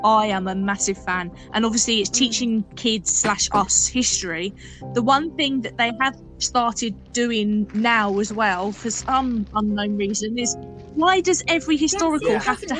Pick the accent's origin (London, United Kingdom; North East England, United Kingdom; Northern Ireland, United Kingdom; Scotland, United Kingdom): London, United Kingdom; I'm a Londoner, I only really know about my London history.